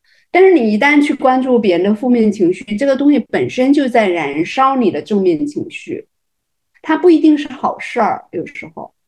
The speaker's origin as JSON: {"language": "Chinese", "region": "Fujian", "country": "China", "said": "我要给你一个爱的抱抱，然后我学林志玲很像的，因为我也是闽南人嘛， 台湾人口音有点像。"}